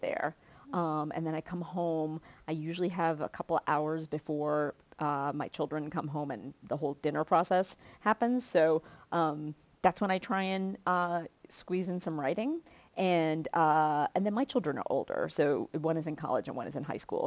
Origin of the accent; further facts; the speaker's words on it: Kentucky, United States; moved away; I grew up in Kentucky